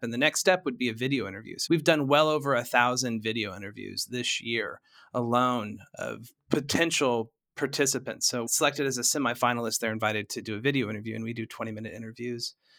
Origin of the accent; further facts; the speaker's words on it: Tulsa, Oklahoma, United States; moved away as an adult; also born or lived in Boston / New York City / San Francisco; I'm originally from Tulsa. I grew up here